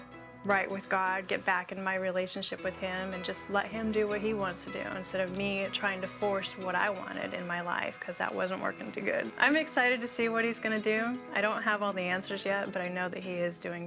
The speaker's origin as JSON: {"language": "English", "region": "Alaska", "country": "United States", "moved": "as an adult", "lives_now": "Oklahoma, United States", "said": "New to Oklahoma, I am temporarily dislocated from Alaska. I say dislocated because that will always be my home."}